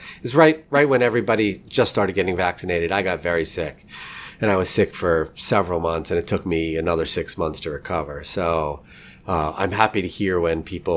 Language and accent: English; New York, United States; now in St. Louis, United States; I'm in St. Louis now, but I'm originally from New York